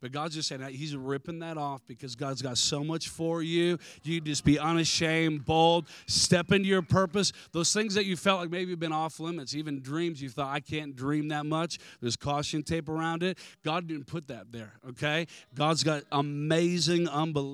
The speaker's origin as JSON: {"language": "English", "country": "United States", "said": "I'm American"}